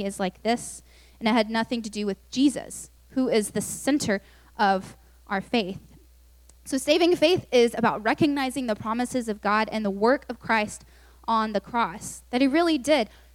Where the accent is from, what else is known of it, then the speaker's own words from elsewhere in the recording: Lubbock, Texas, United States; also born or lived in Austin; I just moved to UT, and I'm from Lubbock, so I knew no one, because no one from Lubbock usually goes to UT